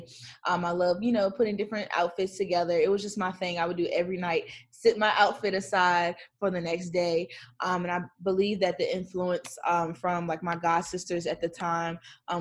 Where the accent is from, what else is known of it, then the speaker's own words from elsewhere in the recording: Gates County, North Carolina, United States; now in Charlotte, United States; I'm from Gates County, North Carolina